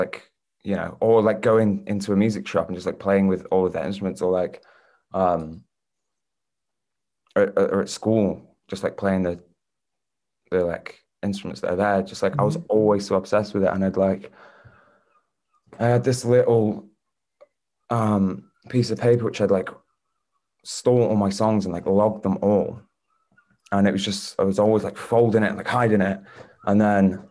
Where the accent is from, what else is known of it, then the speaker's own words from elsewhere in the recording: St Annes, North West England, United Kingdom; also born or lived in Southport; now in Fleetwood, United Kingdom; there's a place like kind of near Blackpool called St. Anne's, which is where I'm from